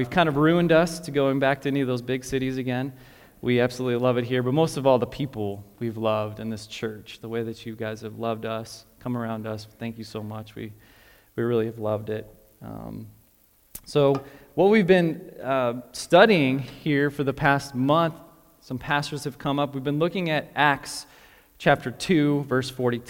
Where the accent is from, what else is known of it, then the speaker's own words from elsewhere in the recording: Chicago, Illinois, United States; moved away as an adult; also born or lived in West Palm Beach, Florida / Florence, Italy / London, England / Dallas, Texas; now in Lincoln, United States; I grew up in Chicago